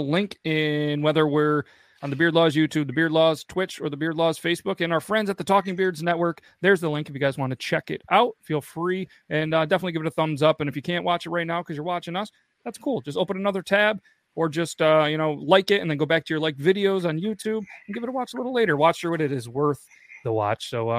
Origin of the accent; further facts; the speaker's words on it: Canada; You know, we're Canadian, so it's, you know, bourbon maple bio.